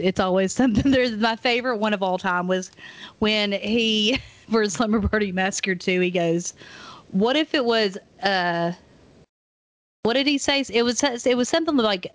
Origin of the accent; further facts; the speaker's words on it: Maryville, Tennessee, United States; now in Knoxville, United States; we're both from Maryville